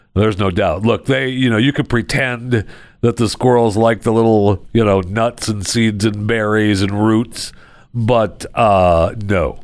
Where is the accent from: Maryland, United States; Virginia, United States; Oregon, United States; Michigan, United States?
Michigan, United States; I grew up in Michigan